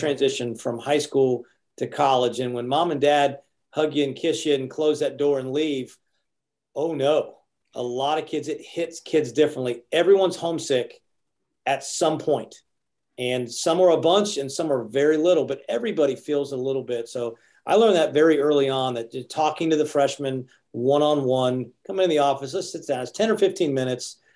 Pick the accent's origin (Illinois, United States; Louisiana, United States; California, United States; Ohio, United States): Ohio, United States; Athens; moved away as an adult; now in Athens, United States; I'm from Athens, Ohio, and now I'm in Athens, Georgia